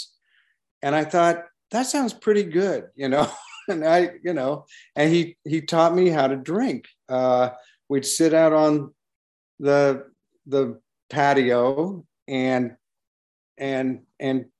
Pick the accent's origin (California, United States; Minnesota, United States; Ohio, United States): California, United States; Berkeley; I grew up in Berkeley. I graduated from Berkeley High School in 1968.